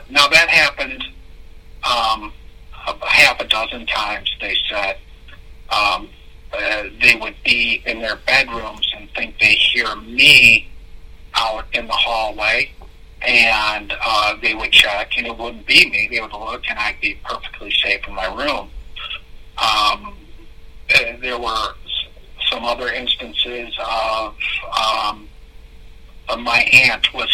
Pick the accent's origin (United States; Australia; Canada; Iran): United States; Michigan; also born or lived in Connecticut; We moved from Connecticut to Michigan, and then Ada, Belding, Greenville. But in Ada or in Belding, we lived in three homes